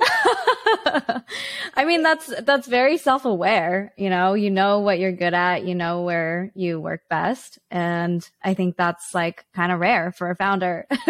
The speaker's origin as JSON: {"language": "English", "town": "Vancouver", "region": "British Columbia", "country": "Canada", "tie": "born or raised there", "said": "Vancouver, Canada, my hometown"}